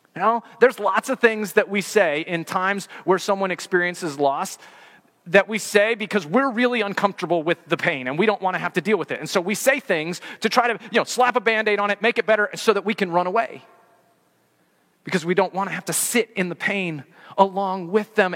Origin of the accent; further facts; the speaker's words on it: Colorado, United States; growing up in Colorado